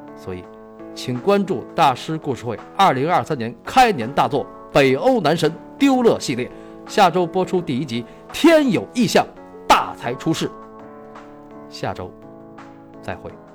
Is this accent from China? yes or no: yes; China; 我们中国人从小就被教育三人行，必有我师焉